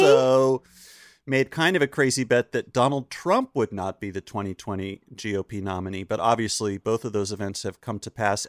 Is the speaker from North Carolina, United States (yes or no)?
yes; Chapel Hill, North Carolina, United States; I grew up in Chapel Hill, North Carolina.